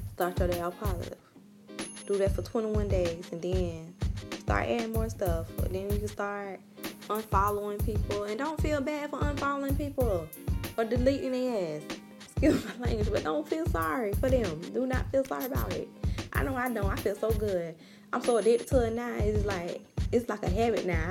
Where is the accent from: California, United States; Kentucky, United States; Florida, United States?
Florida, United States; Jacksonville; I'm from Jacksonville, Florida.